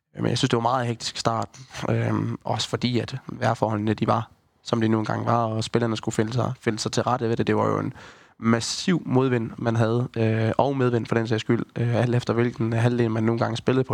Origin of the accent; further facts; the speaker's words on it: Haderslev, Southern Denmark, Denmark; man er jo født og opvokset i Haderslev